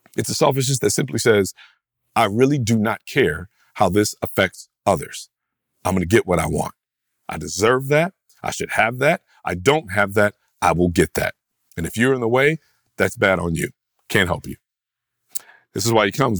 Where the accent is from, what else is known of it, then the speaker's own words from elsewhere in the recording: United States; American, rugged, individualist Christians